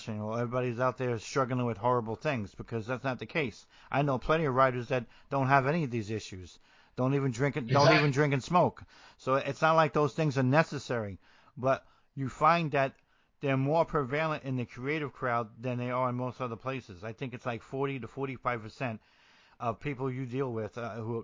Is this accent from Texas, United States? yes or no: no; New Jersey, United States; also born or lived in coastal Georgia; now in Georgia, United States; growing up in New Jersey, and as rough as it can be, the neighbors still talk to the neighbors